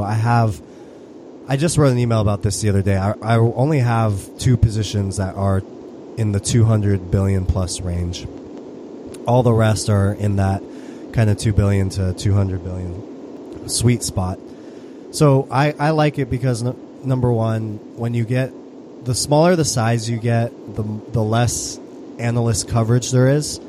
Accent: United States; I'm U.S., I'm all American

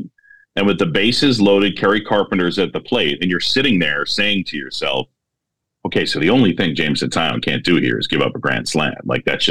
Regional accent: New York, United States; also born or lived in Philadelphia, Pennsylvania; I was born in Philadelphia. My parents met at Drexel. My dad's side got their hooks in me. They were big Phillies fans. So when I moved to New York when I was 7 years old

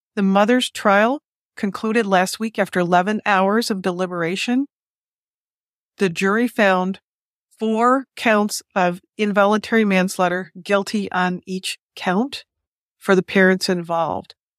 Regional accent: Detroit, Michigan, United States; my hometown, Detroit, Michigan

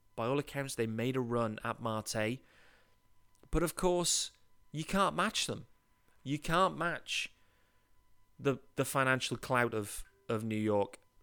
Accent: United Kingdom; also born or lived in Leeds; I'm British. I live in Leeds, in England

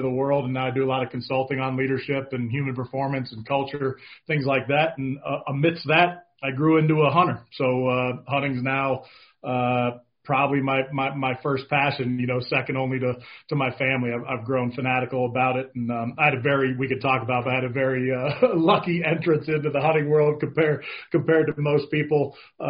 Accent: Bay Area, California, United States; I grew up in the Bay Area, California

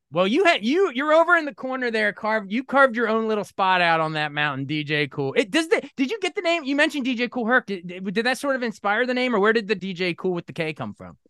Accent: Maryland, United States; I, am born and raised in Maryland

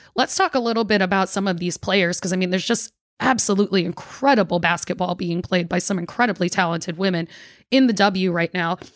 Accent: New York, United States; now in Washington, D.C., United States; So I grew up in New York and I was a Liberty fan

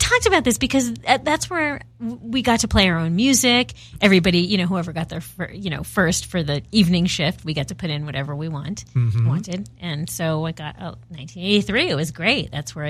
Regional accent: Los Angeles, California, United States; Woodland Hills is a little more she than where I grew up in Northridge.

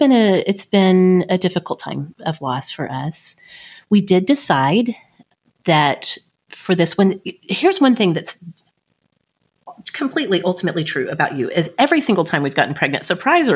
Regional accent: Oklahoma, United States; growing up in Oklahoma with abstinence sex education here

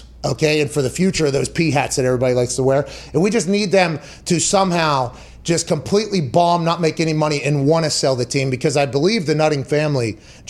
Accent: Pittsburgh, Pennsylvania, United States; I grew up in Pittsburgh, okay?

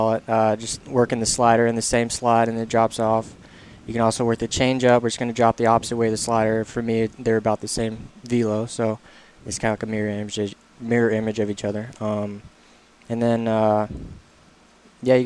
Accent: Birmingham, Alabama, United States; also born or lived in Mississippi; I was born in Mississippi when I was two or three, barely even had any memories. We moved to Birmingham

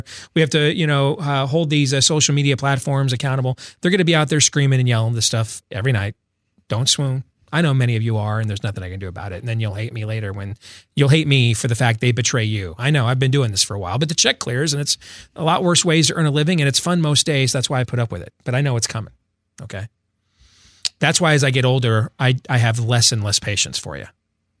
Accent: Missouri, United States; I'm from Missouri. You got to show me.

